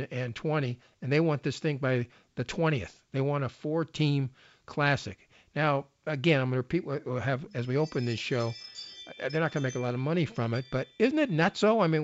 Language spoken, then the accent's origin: English; Los Angeles, California, United States; also born or lived in Culver City, California; I was born in Venice, so I'd go to Venice High School.